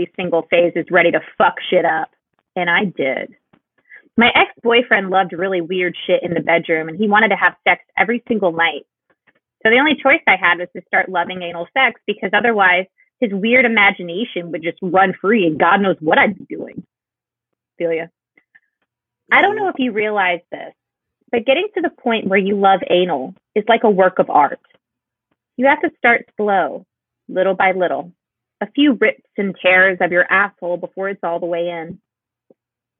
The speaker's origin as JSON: {"language": "English", "region": "Florida", "country": "United States", "tie": "born or raised there", "said": "I grew up in Florida"}